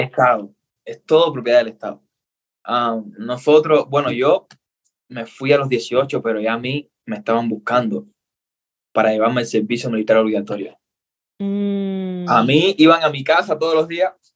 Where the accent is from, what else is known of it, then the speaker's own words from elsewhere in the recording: Cuba; accent: Cuban; now in Ecuador; soy cubano, nací en Cuba